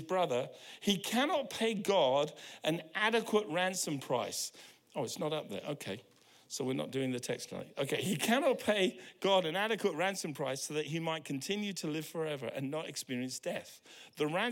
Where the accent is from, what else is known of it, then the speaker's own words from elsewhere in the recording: United Kingdom; now in New Zealand; I'm British